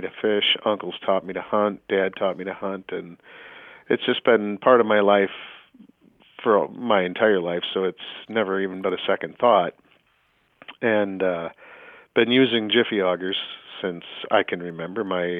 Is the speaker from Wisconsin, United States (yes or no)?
yes; Fox Valley, Wisconsin, United States; I grew up in the Fox Valley in Wisconsin, so I'm a Packer fan, Wisconsin boy through and through. Grew up in the Fox Valley.